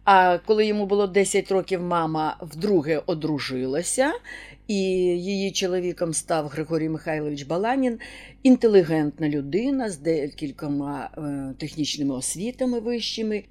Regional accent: Zhytomyr, Zhytomyr Oblast, Ukraine; ми, Житомиряни

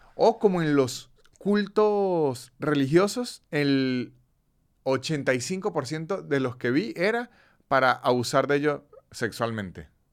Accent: Cúcuta, Norte de Santander, Colombia; de niño, en Cúcuta, una ciudad hiper comercial de Colombia, frontera con Venezuela

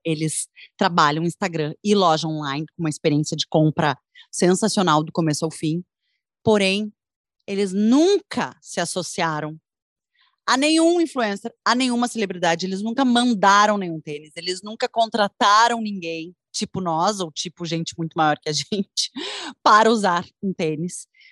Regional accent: Brazil; eu, como brasileira

